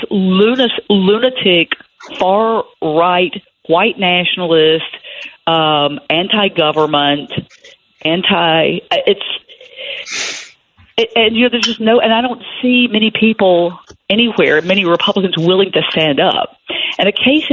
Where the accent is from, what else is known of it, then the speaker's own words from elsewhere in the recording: Tennessee, United States; I grew up here. My family settled this county